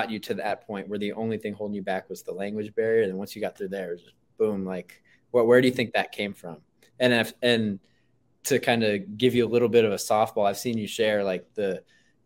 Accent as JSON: {"language": "English", "country": "United States", "tie": "born or raised there", "said": "I was born in America"}